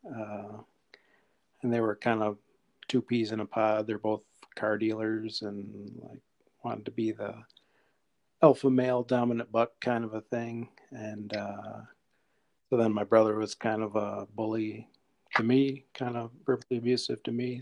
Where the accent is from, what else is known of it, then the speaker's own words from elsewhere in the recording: Rochester, United States; I was born and raised in Rochester